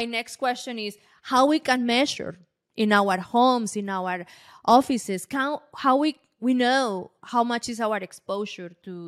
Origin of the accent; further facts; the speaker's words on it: Colombia; English is a second language; I am from Colombia, and many places they don't have electricity.